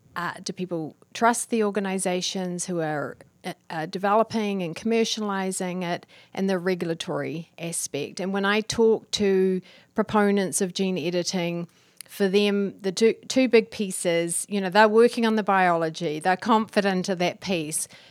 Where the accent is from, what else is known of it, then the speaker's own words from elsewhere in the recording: New Zealand; I'm from New Zealand.